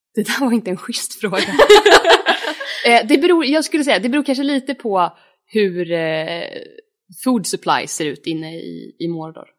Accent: Norrland, Sweden; Jag är uppvuxen i Norrland

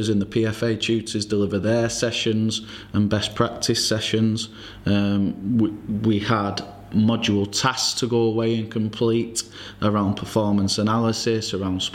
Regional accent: Oldham, North West England, United Kingdom; I'm now currently at Oldham Athletic, which is my hometown club

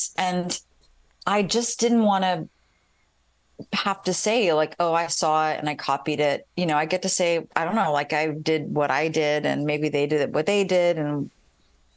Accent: Columbus, Ohio, United States; moved away as an adult; now in Chicago, United States; I grew up in Columbus, Ohio.

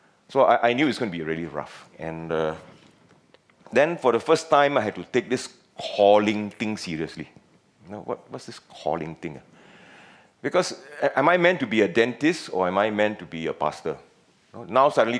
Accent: Penang, Malaysia; accent: Penang slang; moved away as an adult; also born or lived in Singapore; I'm from Penang, and a bit of Penang slang may come up once in a while

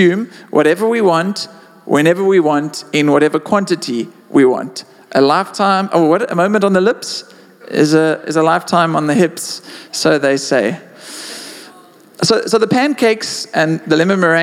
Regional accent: South Africa

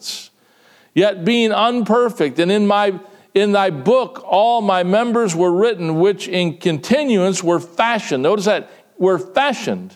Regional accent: United States; to be Americans, to be citizens of the United States of America

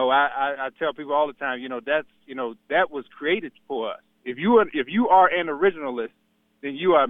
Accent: Petersburg, Virginia, United States; now in Chesterfield, United States; I grew up in Petersburg.

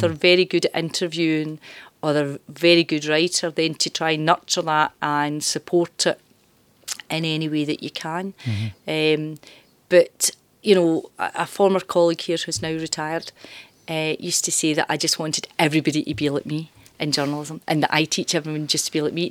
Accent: Glasgow, Scotland, United Kingdom; moved away as an adult; also born or lived in Dumbarton / Ayrshire; I'm from East End of Glasgow. Mm-hmm. So I'm from uh, Parkhead

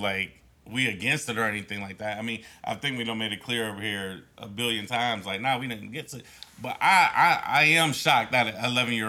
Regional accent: Newark, New Jersey, United States; everybody know I grew up in Newark.

